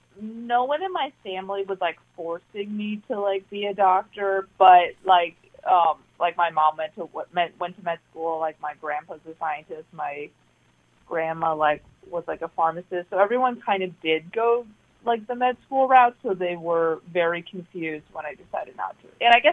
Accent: Chicago suburbs, Illinois, United States; moved away as an adult; now in East Bay, United States; I grew up in the suburbs, so I had the classic suburban experience.

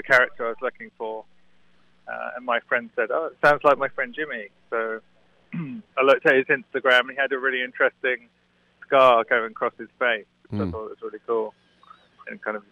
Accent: Suffolk, East of England, United Kingdom; moved away as an adult; also born or lived in London; now in New York, United States; I grew up in Suffolk, which is a tiny

